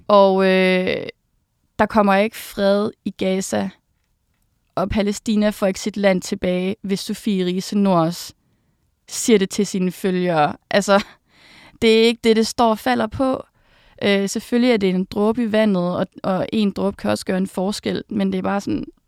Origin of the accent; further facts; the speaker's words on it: Uberud, Southern Denmark, Denmark; also born or lived in Odense; jeg er født i Odense, og så kommer jeg fra en lille landsby, som hedder Uberud, mm. hvor jeg har boet, siden jeg var helt lille